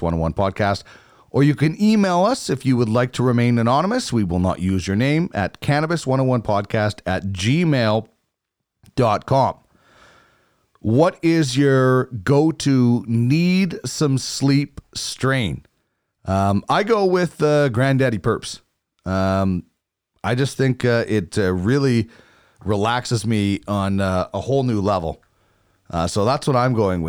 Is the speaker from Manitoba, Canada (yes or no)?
yes; Manitoba, Canada; I grew up in Manitoba, where it's obviously very cold, but it's a different cold out west.